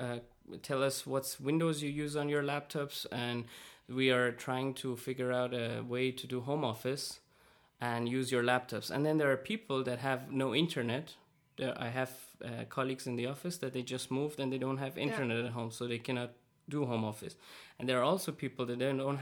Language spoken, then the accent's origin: English; Iran; moved away; I come from Iran